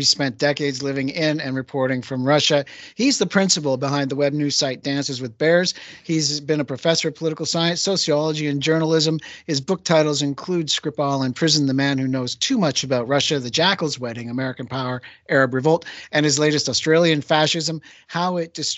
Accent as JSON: {"language": "English", "area": "Vancouver Island", "region": "British Columbia", "country": "Canada", "tie": "born or raised there", "said": "over my hometown and across the island of Vancouver Island"}